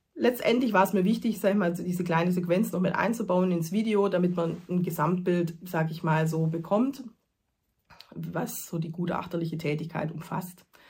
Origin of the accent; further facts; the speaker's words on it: Germany; bei uns in Deutschland